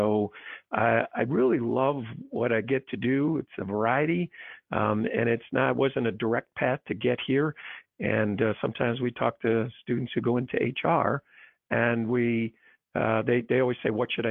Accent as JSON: {"language": "English", "region": "New York", "country": "United States", "tie": "born or raised there", "said": "I'm a New Yorker born and bred"}